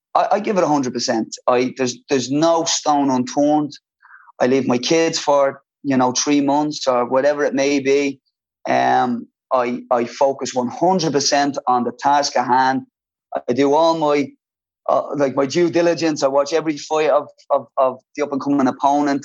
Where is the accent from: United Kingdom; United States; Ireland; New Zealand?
Ireland; Dublin, Leinster; I loved growing up in Ballymun